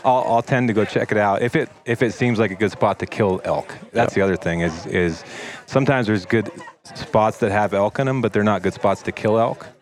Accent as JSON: {"language": "English", "region": "Western Oregon", "country": "United States", "tie": "born or raised there", "said": "I grew up in Oregon, Western yeah. Oregon"}